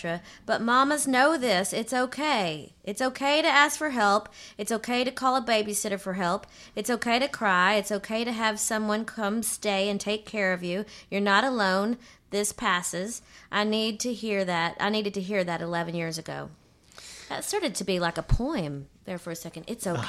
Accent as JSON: {"language": "English", "region": "Texas", "country": "United States", "said": "I'm from Texas."}